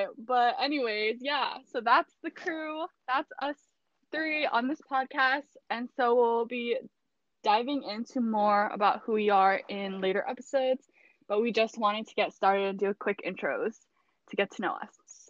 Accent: Hawaii, United States; moved away as an adult; now in Orange County, United States; I'm 22 years old. I was born and raised on Maui. I moved to Orange County, California for college at Chapman University

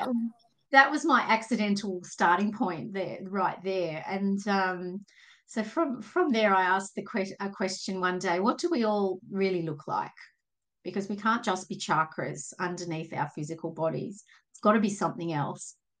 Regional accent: Sydney, New South Wales, Australia; I'm from from Sydney, Australia, just in the in the suburbs

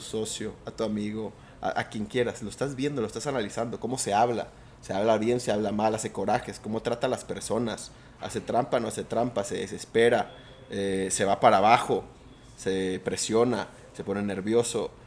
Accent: Mazatlán, Sinaloa, Mexico; yo soy de Mazatlán

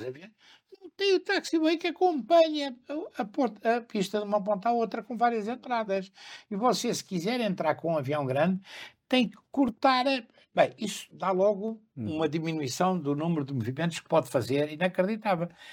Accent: Lisbon, Portugal; also born or lived in Sintra; Eu morei sempre, e espero vir a morar outra vez, é a minha terra, em Lisboa, no Campo Grande

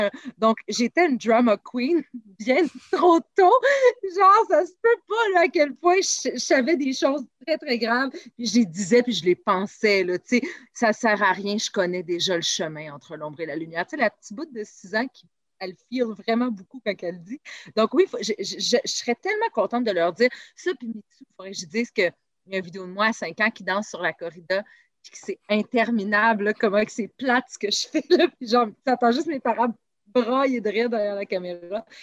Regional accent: Saint-Eustache, Quebec, Canada; also born or lived in Val-David, Quebec; je viens de Saint-Eux et euh, j'ai grandi là-bas. mon Dieu, j'y ai vécu jusqu'à l'âge de 20 ans

